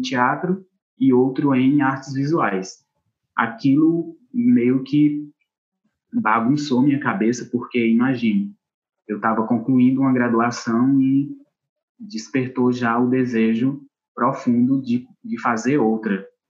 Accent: Acopiara, Ceará, Brazil; moved away as an adult; now in Cariri, Brazil; eu sou da cidade de Acopiara, Ceará, na região centro-sul do estado

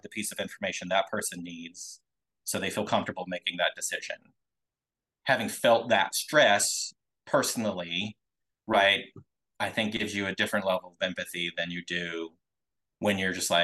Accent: Twin Falls, Idaho, United States; I grew up in Idaho, tiny little town called Twin Falls

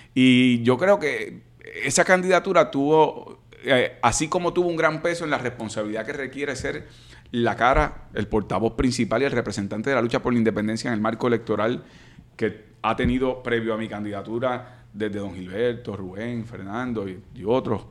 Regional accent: Caguas, Puerto Rico; Yo soy de Caguas.

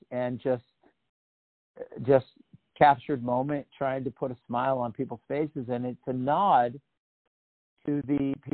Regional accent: Oregon, United States; I grew up in Oregon though

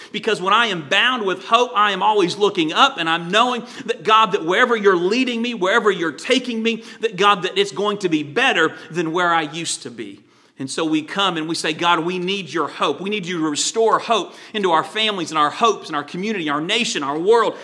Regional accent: Virginia, United States; When I was a teenager, I grew up in Virginia on the coast

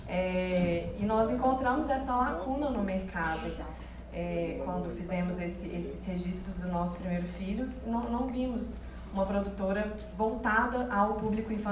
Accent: Belo Horizonte, Minas Gerais, Brazil; Somos de Belo Horizonte

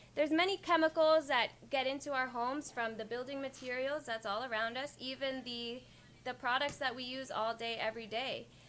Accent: Ocho Rios, Saint Ann, Jamaica; now in United States; growing up in Ochi on the farm

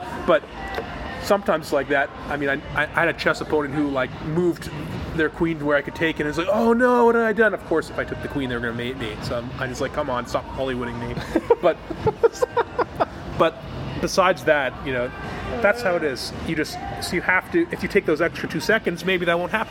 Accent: Canada; I'm Canadian

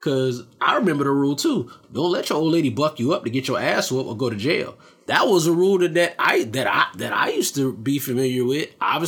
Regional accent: Nashville, Tennessee, United States; I don't know the cardinal directions in Tennessee and how that means anything. I'm from West Nashville or whatever it is.

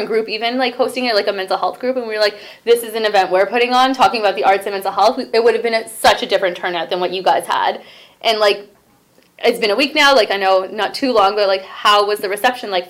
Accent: Brampton, Ontario, Canada; I grew up in Brampton too, even though I sometimes reject it

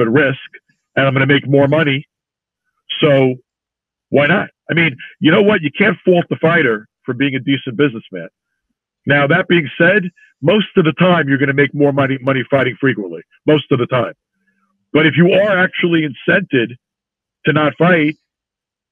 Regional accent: New York City, New York, United States; he talked about growing up in Brooklyn. And it turns out he and I grew up within a few blocks from one another

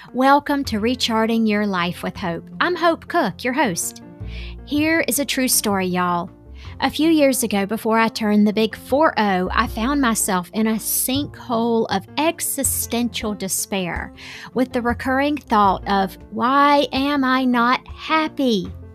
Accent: Southern, United States; accent: crazy Southern; My accent is so crazy Southern

